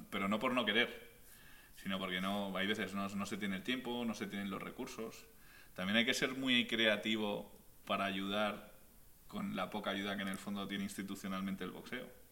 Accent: Spain; now in Mexico; yo como español

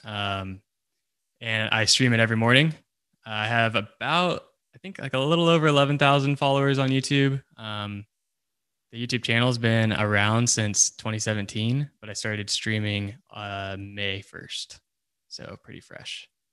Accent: Texas, United States; I currently live in Texas, still live in Texas.

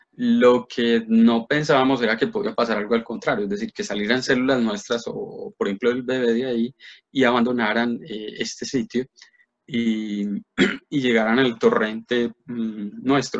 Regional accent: Medellín, Antioquia, Colombia; moved away as an adult; also born or lived in Bogotá; yo me fui, de Medellín eh, pues a 18 años y me fui para la Nacional

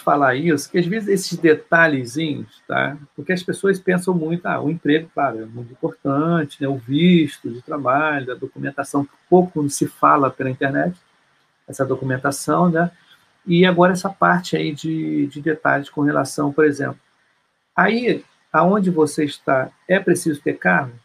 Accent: Brazil; a gente é, brasileiro

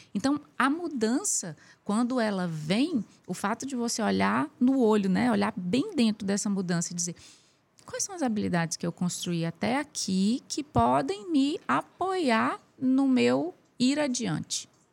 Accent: Brasília, Federal District, Brazil; also born or lived in Piauí; Eu, eu nasci no Piauí é, e aos oito anos de idade a gente foi para Brasília

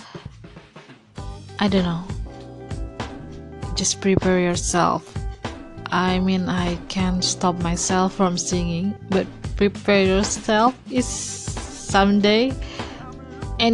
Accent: Indonesia; I'm from Indonesia

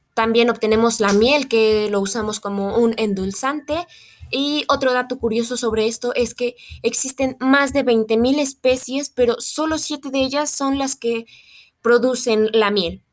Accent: Mexico; como mexicanos somos un país muy entomofágico

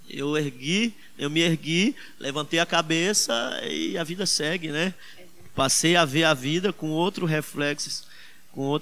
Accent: Northeast Region, Brazil; Nós, como nordestinos, sabemos

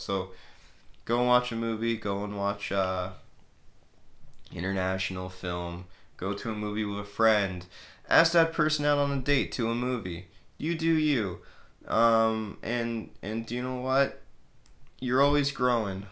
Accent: Canada; I'm Canadian

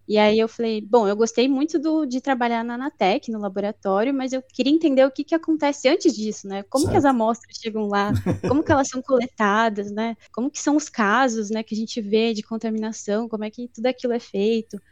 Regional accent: São Paulo, Brazil; also born or lived in Guarulhos / Osasco; eu nasci em São Paulo, morei já em algumas outras regiões, em Guarulhos, em Osasco, mas morei a maior parte aqui em São Paulo mesmo

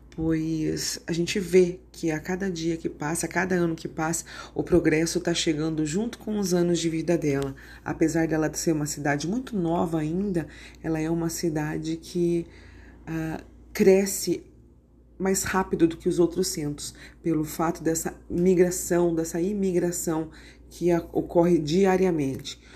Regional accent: São Paulo, Brazil; moved away as an adult; now in Lucas do Rio Verde, Brazil; nós viemos para cá, nós somos paulistas, nós estamos aqui porque nós viemos atrás de oportunidades

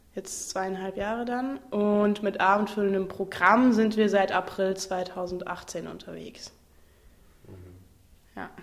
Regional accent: Fitten, Saarland, Germany; now in Freiburg, Germany; Ich komme ursprünglich aus dem Saarland, aus einem ganz kleinen Kaff namens Fitten, direkt neben Ballern

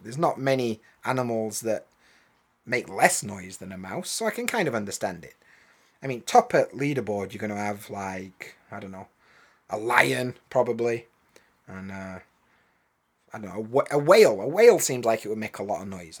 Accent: England, United Kingdom; now in Japan; as an English bloke

